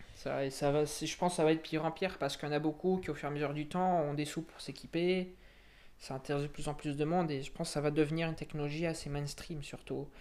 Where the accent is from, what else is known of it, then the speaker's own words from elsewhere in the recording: Montluçon, Auvergne-Rhône-Alpes, France; moved away as an adult; now in Bordeaux, France; moi, je viens d'Auvergne, du côté de Montluçon